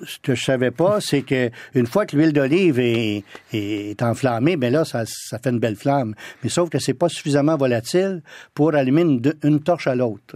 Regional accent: Ottawa, Ontario, Canada; also born or lived in France / London; j'ai passé beaucoup de temps dans la ville d'Ottawa, chez ma grand-mère, chez mes tantes, mes oncles, parce que toute ma famille vient de, ce sont tous des Franco-ontariens

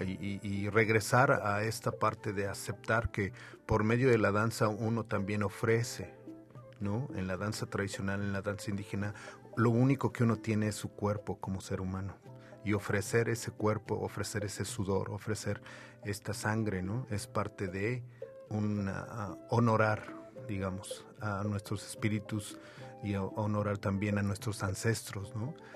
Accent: Mexico City, Mexico; now in Montreal, Canada; yo nací en la Ciudad de México, crecí en esa ciudad

